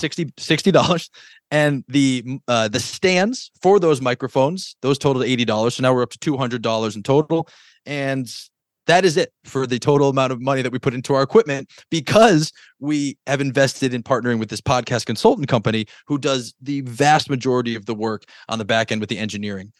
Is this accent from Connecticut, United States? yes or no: yes; Connecticut, United States; I was born in Connecticut